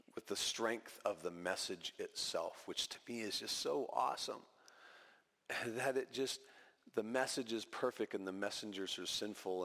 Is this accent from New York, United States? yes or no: no; California, United States; moved away as an adult; also born or lived in Equatorial Guinea; back to California where, where we were raised